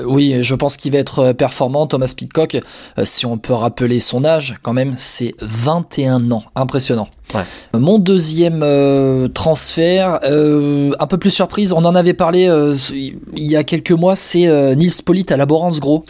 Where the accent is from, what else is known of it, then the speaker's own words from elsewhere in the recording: Charente, Nouvelle-Aquitaine, France; après trois saisons chez les Charentais, chez moi